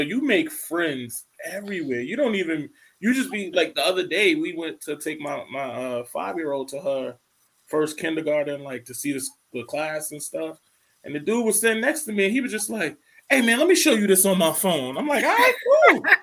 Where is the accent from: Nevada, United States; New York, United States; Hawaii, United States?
New York, United States; growing up in New York